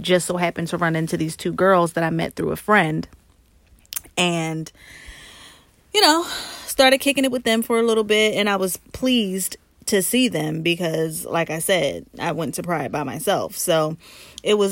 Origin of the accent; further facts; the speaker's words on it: New Jersey, United States; now in Philadelphia, United States; I am from Jersey. Okay, I'm a Jersey girl